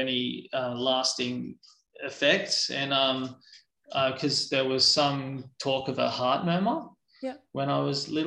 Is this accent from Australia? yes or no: yes; Central Coast, New South Wales, Australia; also born or lived in Sydney / Katoomba / Wollongong / Tasmania; And then we moved to the Central Coast and I spent most of my childhood on the Central